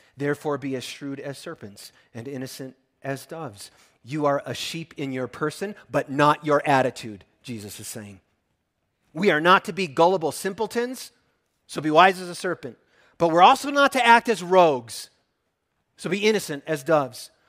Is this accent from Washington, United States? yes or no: no; Minnesota, United States; I come from Minnesota where there's timber wolves.